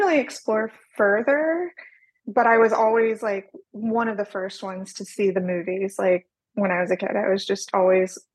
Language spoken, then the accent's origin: English; North Texas, United States; also born or lived in New York City; I was born and raised in North Texas, spent several years in my past life in New York City working as a fashion designer, and came back home